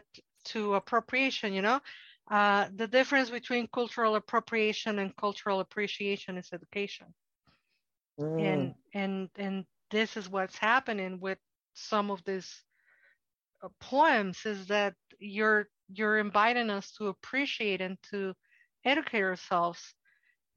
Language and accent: English; Mexico City, Mexico; English is a second language; now in United States; I'm a Mexican from Mexico and a so-called immigrant in the United States, which there is no more paradoxical enunciate than being an immigrant in the United States when I was born in Mexico City